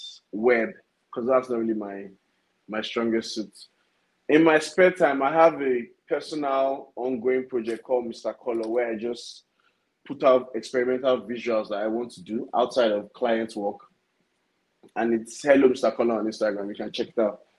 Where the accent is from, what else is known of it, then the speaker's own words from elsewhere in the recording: Lagos, Nigeria; I'm from Lagos, Nigeria. I schooled in Nigeria all my life.